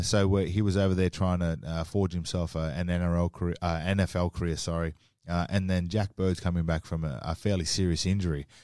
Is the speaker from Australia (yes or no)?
yes; Townsville, Queensland, Australia; as a young kid, I grew up in Townsville